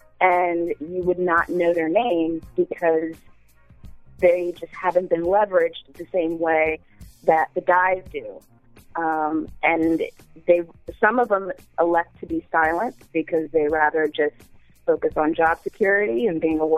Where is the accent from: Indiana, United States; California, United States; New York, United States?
California, United States; San Diego; I'm from San Diego.